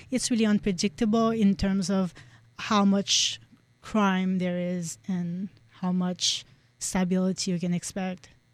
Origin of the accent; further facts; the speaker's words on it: Haiti; moved away as an adult; now in United States; growing up in Haiti